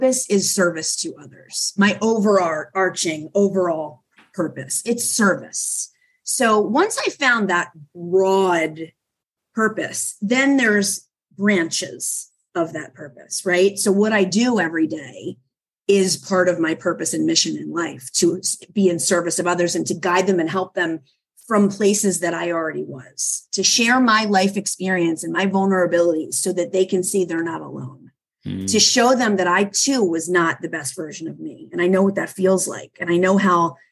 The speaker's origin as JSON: {"language": "English", "town": "Philadelphia", "region": "Pennsylvania", "country": "United States", "said": "I'm from Philadelphia"}